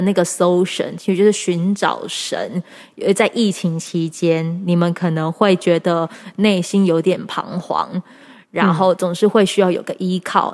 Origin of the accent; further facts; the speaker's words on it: Pingtung, Pingtung County, Taiwan; 我自己是在屏东长大的孩子